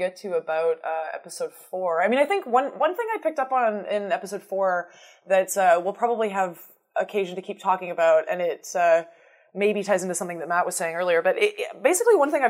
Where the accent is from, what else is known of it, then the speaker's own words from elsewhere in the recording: Canada; we're all Canadian